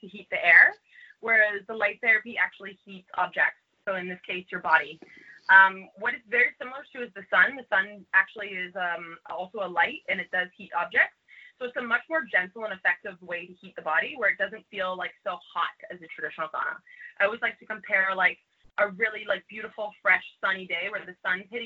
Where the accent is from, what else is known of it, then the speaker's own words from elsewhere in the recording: Canada; now in New York, United States; I'm originally from Canada